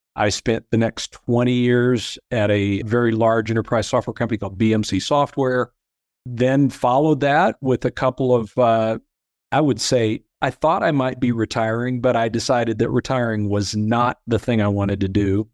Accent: Peoria, Illinois, United States; moved away as an adult; also born or lived in Fort Worth, Texas; I grew up in central Illinois in, in Peoria

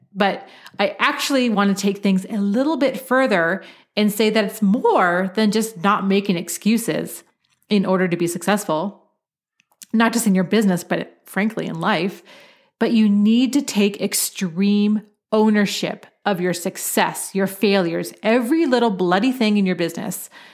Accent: Portland, Oregon, United States; I grew up in Portland, Oregon, where it, it rains a lot

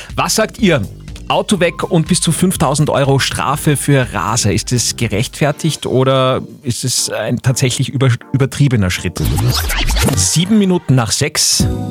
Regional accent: Austria; Bei uns in Österreich

